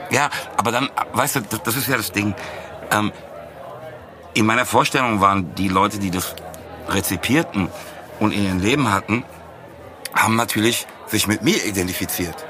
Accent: Frankfurt am Main, Hesse, Germany; als Frankfurter zum einen, aber auch sozusagen mit Rap aufgewachsen

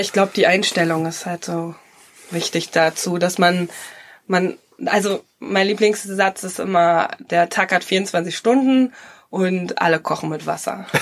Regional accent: Emsland, Lower Saxony, Germany; also born or lived in Berlin / London / Zürich; now in Ruhr area, Germany; ich bin gebürtig äh, Emsländerin, ich komme aus Norddeutschland.

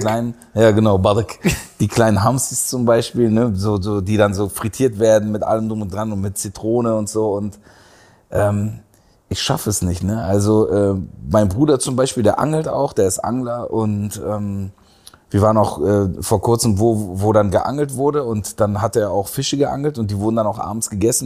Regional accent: Berlin, Germany; moved away as an adult; also born or lived in Istanbul, Turkey / Aachen / Heidelberg; in dem Kreuzberg, in dem ich aufgewachsen bin

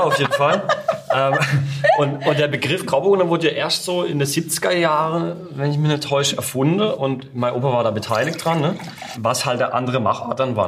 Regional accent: Baden-Württemberg, Germany; Winzergemeinschaft war bei uns in Baden ganz, ganz wichtig

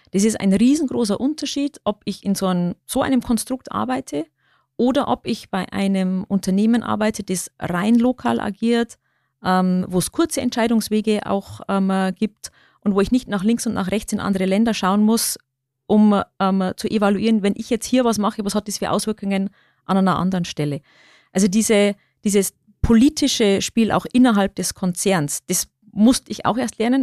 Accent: Bavarian Forest, Germany; accent: Lower Bavarian; moved away; ich bin gebürtige Niederbayerin, ich komme aus dem Bayerischen Wald. Das ist meine Heimat.

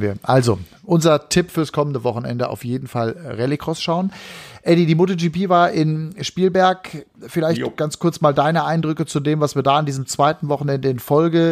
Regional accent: Hagen, North Rhine-Westphalia, Germany; ich komme aus Hagendahl, dann bist du quasi in meiner Heimat gewesen.

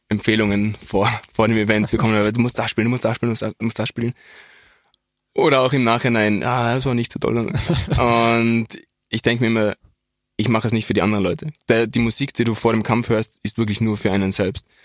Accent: Innsbruck, Tyrol, Austria; also es war für mich auch sehr, als Innsbrucker, ein großer Moment, in der Dogana zu kämpfen

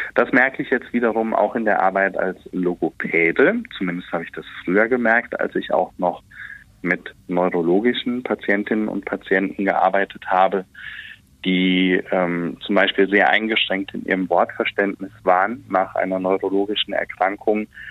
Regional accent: Westerwald, Rhineland-Palatinate, Germany; accent: Westerwälder Platt; wenn ich nach Hause komme, lege ich das Hochdeutsch ab und dann wird ganz normal auf Welt Westerwälder platt geschwätzt. Ja, das ist bei uns zu Hause Amtssprache Nummer eins

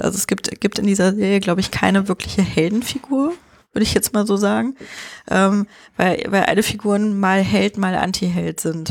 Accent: Germany; bei uns in Deutschland

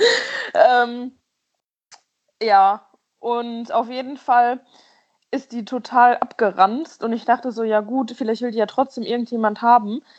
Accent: about 60 km from Cologne, North Rhine-Westphalia, Germany; mein Heimatort quasi, wo ich aufgewachsen bin, ist so 60 Kilometer oder so von Köln weg

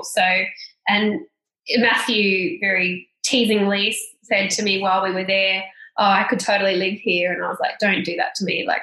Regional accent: Australia; we are from Australia. Like, do you understand we're from Australia

